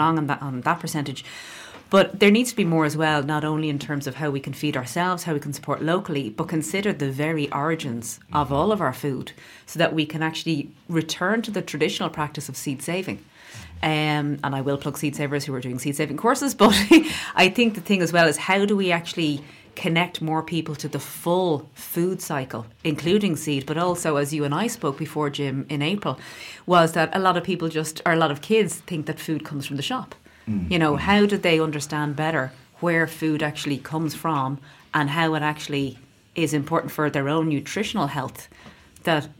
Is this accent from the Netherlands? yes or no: no; Dublin, Leinster, Ireland; I grew up in Dublin